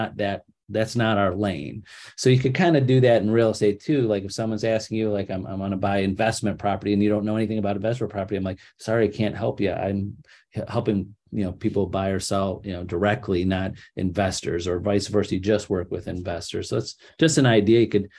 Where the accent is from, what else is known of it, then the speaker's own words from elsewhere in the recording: Cleveland, Ohio, United States; I can't sell in Columbus. I'm from Cleveland. I have no idea what that market is.